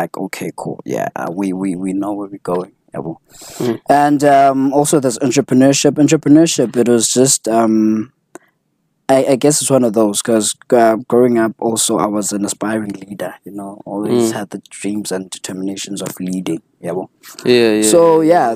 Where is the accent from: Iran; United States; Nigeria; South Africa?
South Africa; Butterworth, Eastern Cape; also born or lived in East London, South Africa; I was born in Butterworth, bred. Then I spent some time in East London